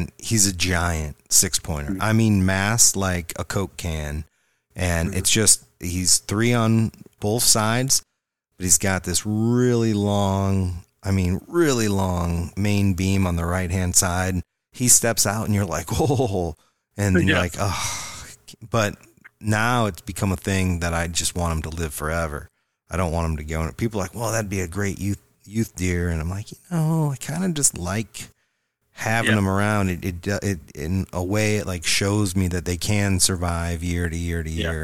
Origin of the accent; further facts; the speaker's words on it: Indiana, United States; moved away; I grew up in Indiana